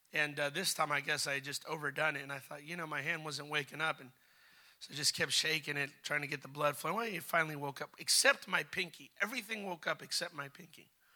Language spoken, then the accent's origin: English; United States